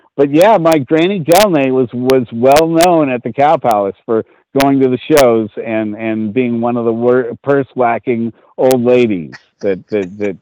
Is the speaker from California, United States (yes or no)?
yes; San Francisco, California, United States; I grew up on Sotelo Avenue in San Francisco